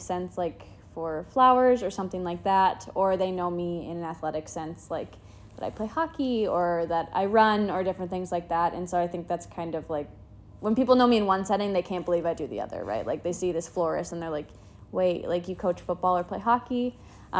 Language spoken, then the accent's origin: English; Duluth, Minnesota, United States; I am born and raised in Duluth. I have lived here my entire